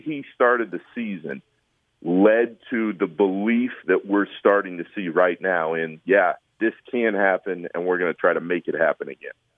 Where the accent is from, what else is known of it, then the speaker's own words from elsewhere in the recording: Orlando, Florida, United States; moved away; I grew up in Orlando